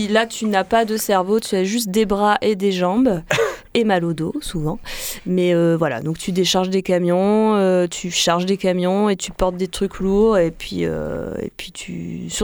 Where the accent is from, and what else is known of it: Vienne, Auvergne-Rhône-Alpes, France; moved away; also born or lived in Lyon